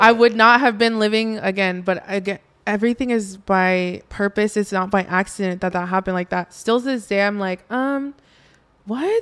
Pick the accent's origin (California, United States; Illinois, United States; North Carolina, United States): California, United States; Oxnard; I grew up in Oxnard, California